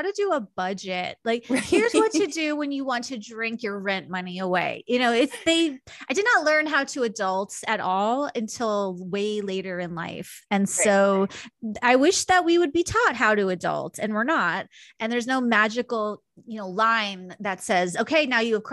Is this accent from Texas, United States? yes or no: no; Long Island, New York, United States; I grew up in New York in a pretty, you know, like stereotypically Long Island Jewish family